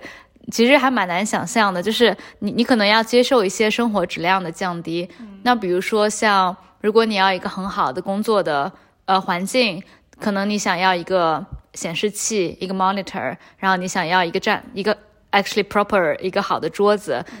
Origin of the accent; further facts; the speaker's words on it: China; 因为我觉得我也很想过这个生活，但作为中国人的话，签证是一个非常大的障碍。我们去所有的国家基本上都需要申请签证。